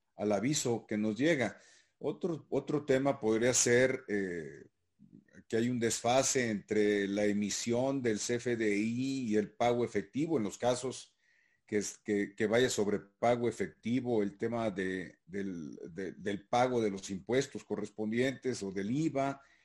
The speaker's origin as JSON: {"language": "Spanish", "region": "Sinaloa", "country": "Mexico", "said": "en las costas sinaloenses, mi tierra"}